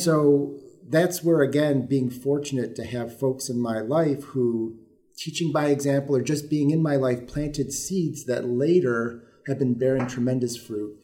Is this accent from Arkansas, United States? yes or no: no; Mount Morris, New York, United States; I grew up in this region on the other side of the Finger Lakes and in a very small community, Mount Morris, New York